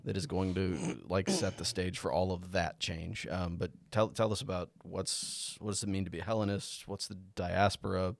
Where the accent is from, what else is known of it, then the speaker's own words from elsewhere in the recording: United States; I'm American